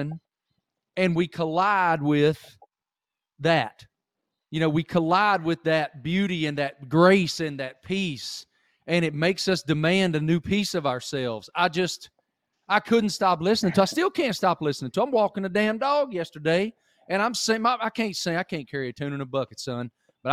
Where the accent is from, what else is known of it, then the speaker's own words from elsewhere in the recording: Appalachia, United States; now in Charlotte, United States; I grew up in Appalachia